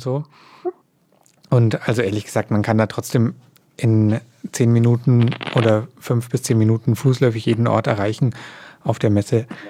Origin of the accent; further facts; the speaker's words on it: Germany; bei uns in Deutschland